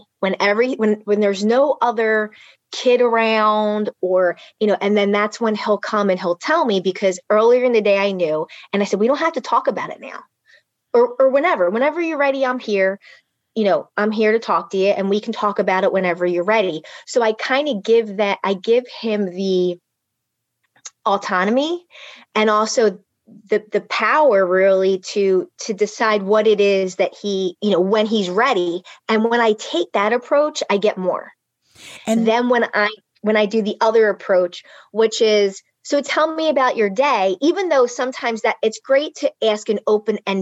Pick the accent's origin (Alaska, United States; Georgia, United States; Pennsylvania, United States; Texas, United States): Pennsylvania, United States; Philadelphia; I grew up in Philly, really tough neighborhood.